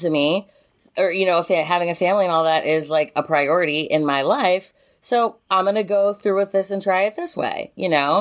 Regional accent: United States; growing up in America

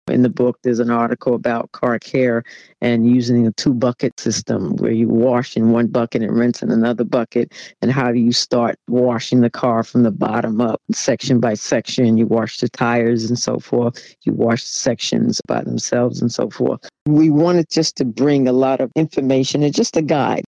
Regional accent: New York City, New York, United States; I'm originally from Jamaica, Queens, New York. I grew up in a fairly middle class neighborhood.

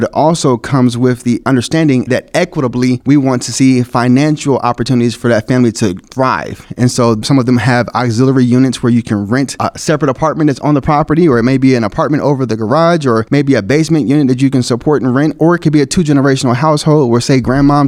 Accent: Dallas, Texas, United States; moved away as an adult; now in Kansas City, United States; I'm originally from Dallas, Texas, and I moved here to join the team

